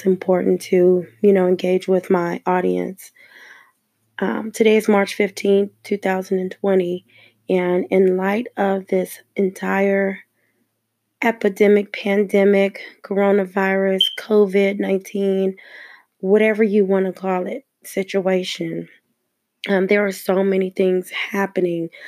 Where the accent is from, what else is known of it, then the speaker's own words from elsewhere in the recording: Los Angeles, California, United States; I was born and raised in Los Angeles, California